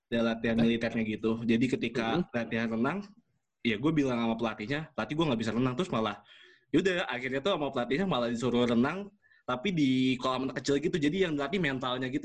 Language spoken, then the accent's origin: Indonesian; Jatinangor, West Java, Indonesia; gue jadi salah satu orang Nangor yang masih bertahan di Nangor gitu